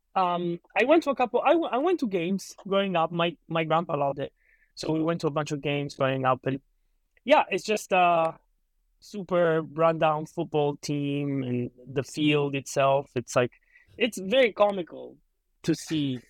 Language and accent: English; Calabria, Italy; moved away as an adult; also born or lived in Boston; now in Los Angeles, United States; I'm originally from Italy. Um, I uh, there for like 21 years of my life, then moved out here to attend college.